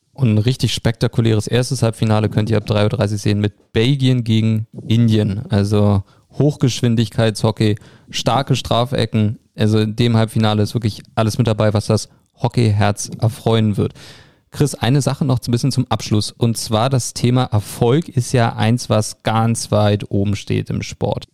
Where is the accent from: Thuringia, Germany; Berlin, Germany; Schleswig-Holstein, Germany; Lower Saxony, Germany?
Berlin, Germany; Für mich als Berliner